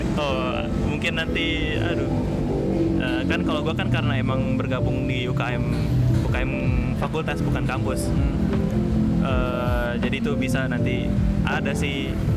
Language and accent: Indonesian; Indonesia; gue dari Indonesia